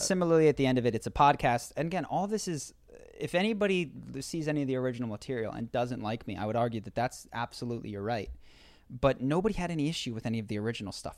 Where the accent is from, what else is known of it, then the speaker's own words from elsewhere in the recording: Philadelphia, Pennsylvania, United States; We grew up in Philadelphia